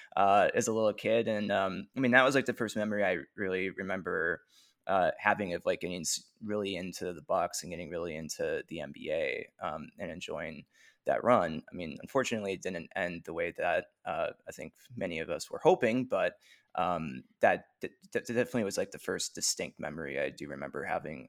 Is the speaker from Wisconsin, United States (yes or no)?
yes; Wisconsin, United States; growing up in Wisconsin, I grew up a fan of the Wisconsin teams